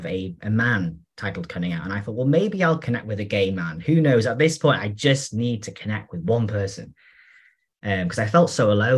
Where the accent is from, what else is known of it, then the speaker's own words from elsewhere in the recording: North Wales, United Kingdom; I'm from North Wales, so I'm from a very rural area with sheep